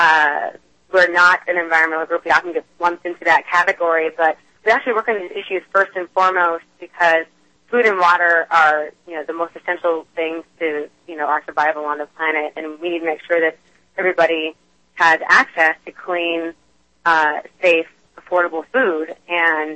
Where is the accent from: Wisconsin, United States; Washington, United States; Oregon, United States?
Oregon, United States; outside Portland; I am from the Northwest. I grew up just outside the Portland area